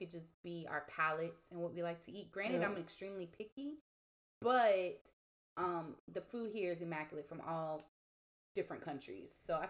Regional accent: Houston, Texas, United States; also born or lived in Austin, Texas / Beaumont, Texas; Because I moved around between Austin, Beaumont, and Houston.

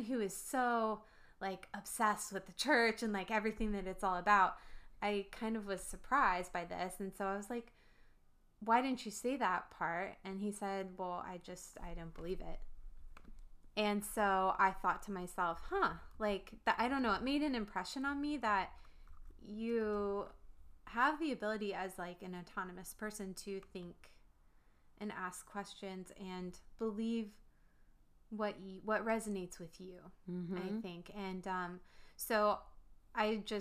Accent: Northern Virginia, United States; I grew up here. I'm from the Northern Virginia

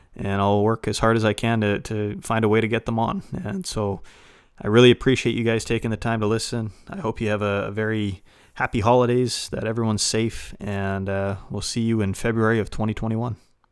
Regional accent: Western Canada, Canada; I grew up in Western Canada, Like any Canadian kid

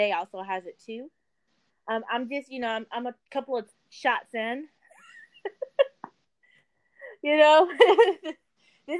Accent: Louisiana, United States; also born or lived in Baton Rouge; I'm from Louisiana.

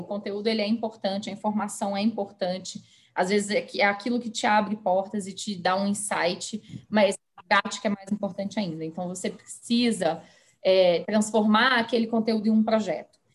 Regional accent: Belo Horizonte, Minas Gerais, Brazil; moved away as an adult; now in São Paulo, Brazil; Eu me mudei para São Paulo, como você mencionou, eu sou de Belo Horizonte

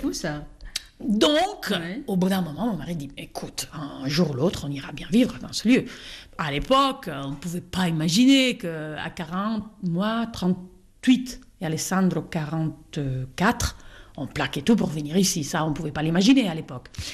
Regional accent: Italy; now in Cantal, France; je suis née à Gênes, née à Milan

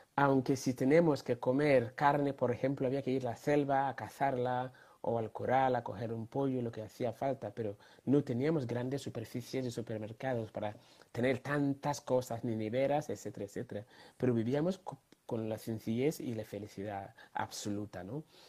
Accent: Ghana; moved away; tuve la gran honor, mm, suerte de nacer en un país llamado Ghana, en medio África tropical

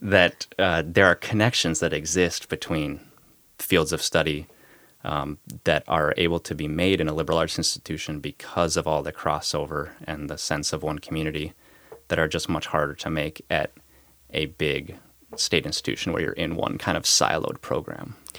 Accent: Minnesota, United States; moved away as an adult; also born or lived in Tacoma, Washington; now in Boston, United States; growing up in Minnesota

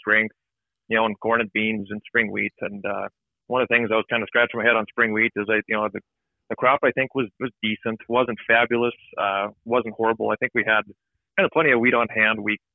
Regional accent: northeastern North Dakota, United States; moved away as an adult; also born or lived in Valley City, North Dakota / Fargo, North Dakota; now in Illinois, United States; I'm a farm kid, grew up in northeastern North Dakota

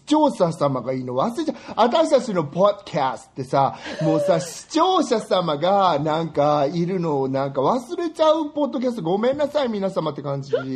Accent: Japan; moved away; 私自分がね、湿気の多い国に育ったんだなって思うのは

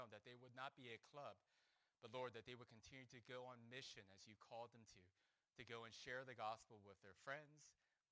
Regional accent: Huntington Beach, California, United States; now in Philadelphia, United States; I grew up in Huntington Beach, California

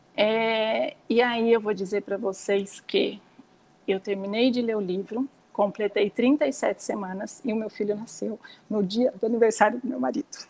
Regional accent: São Pedro, São Paulo, Brazil; moved away as an adult; now in Piracicaba, Brazil; eu nasci em São Pedro, como eu falei para vocês, sempre morei lá, assim uma cidade super pequena

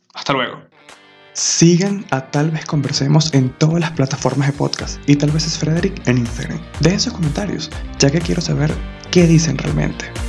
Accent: Maturín, Monagas, Venezuela; moved away as an adult; also born or lived in Margarita Island; yo soy de Maturín

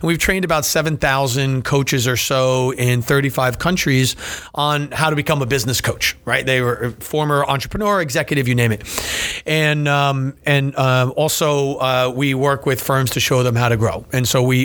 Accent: New Jersey, United States; also born or lived in Delaware; I'm born and raised in New Jersey, okay. Small town.

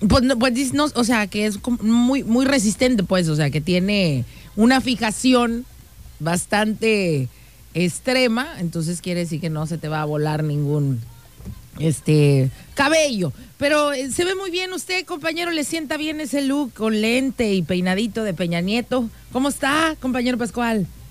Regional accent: Mexico; nosotros los mexicanos

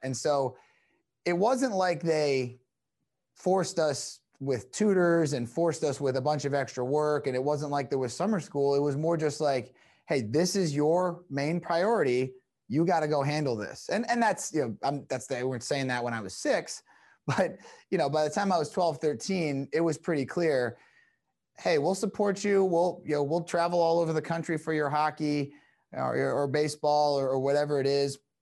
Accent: New Jersey, United States; also born or lived in Toronto, Canada / Calgary, Canada / Houston, Texas; I got to New Jersey when I was nine, but I was, I was born in Toronto. I lived in T, Calgary for a bit and Houston, Texas, and then ended up in New Jersey

